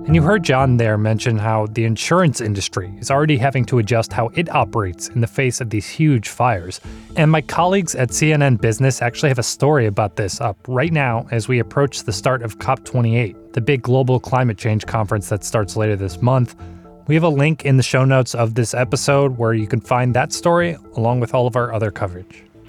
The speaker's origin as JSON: {"language": "English", "region": "Midwest", "country": "United States", "tie": "born or raised there", "said": "I grew up in the Midwest"}